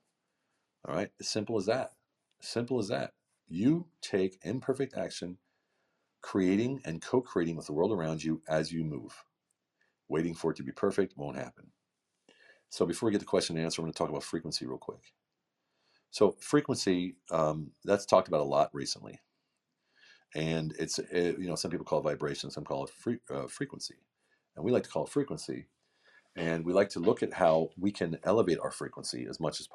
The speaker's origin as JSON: {"language": "English", "country": "United States", "moved": "as an adult", "lives_now": "Hungary", "said": "a guy who lives in a small village in the middle of central Hungary, far from my client base, far from my home country of America"}